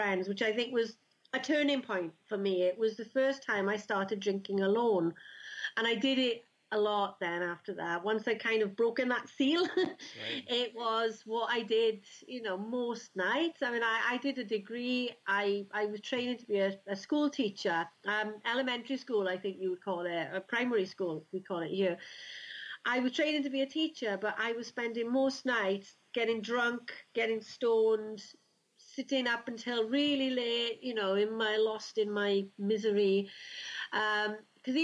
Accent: South Wales, United Kingdom; also born or lived in Rhondda Valley; I'm from South Wales in the UK.

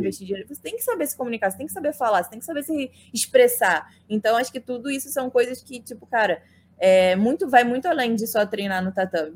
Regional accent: Saquarema, Rio de Janeiro, Brazil; now in United States; me mudei para Saquarema quando eu tinha nove anos

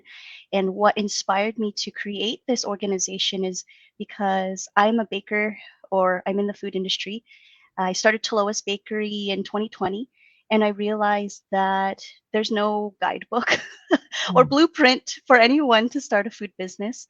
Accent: Daly City, California, United States; also born or lived in San Francisco, California / Tracy, California; I'm from the Bay Area. I was born in San Francisco and grew up in Daly City.

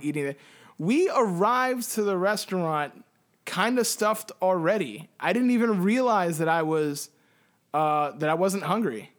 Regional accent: Puerto Rico; I can say the same thing as a Puerto Rican

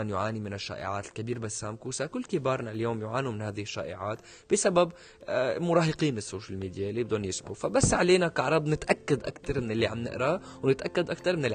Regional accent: Syria; حتى يعني فيما نحن كسوريين نتغنى دائما بالدراما السورية

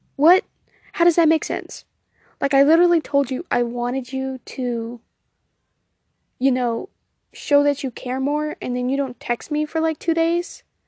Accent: Southern United States, United States; accent: Southern, country twang; if you couldn't tell by the way I say y'all, I am in fact Southern.

